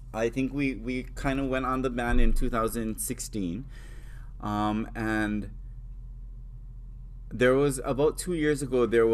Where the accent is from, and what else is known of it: Hawaii Island, United States